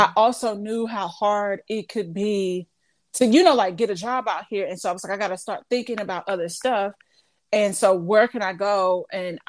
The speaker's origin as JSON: {"language": "English", "region": "Midwest", "country": "United States", "said": "because it's not like I'm from the East Coast, but Midwest, I'm so many miles away."}